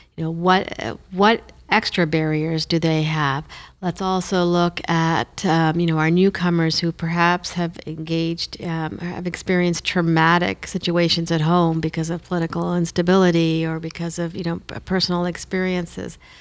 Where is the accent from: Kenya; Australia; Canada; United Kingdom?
Canada; Moncton, New Brunswick; first language Hindi; So they decided to move to Moncton. So that's how we came to New Brunswick